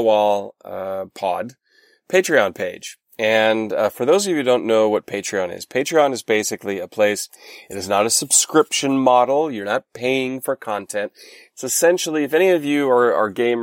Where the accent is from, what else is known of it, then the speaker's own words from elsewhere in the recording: North Rhine-Westphalia, Germany; I'm from Westfalen.